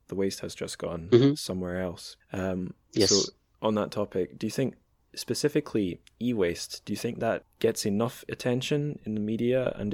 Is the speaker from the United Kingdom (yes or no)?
yes; Dundee, Scotland, United Kingdom; my hometown, Dundee, used to be a factory town